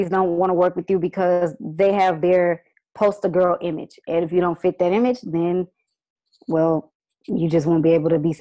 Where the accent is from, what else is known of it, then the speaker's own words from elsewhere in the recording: Houston, Texas, United States; I was born and raised in Houston, Texas, Fifth Ward area to be exact